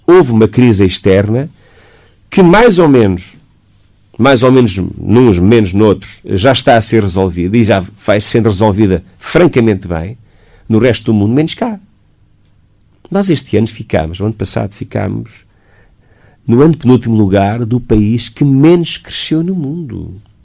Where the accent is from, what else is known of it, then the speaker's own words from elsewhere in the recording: Portugal; não sou americano, não sou inglês, portanto tenho que falar dentro daquilo que é o paradigma nacional